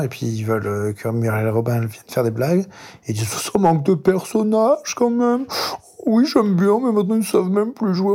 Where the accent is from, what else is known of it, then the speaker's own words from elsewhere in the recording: France; also born or lived in Paris; on vient de France, hein, on est à Paris dans le 18e